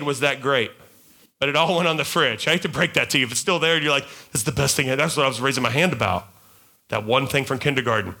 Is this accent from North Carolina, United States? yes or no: yes; North Carolina, United States; I'm from North Carolina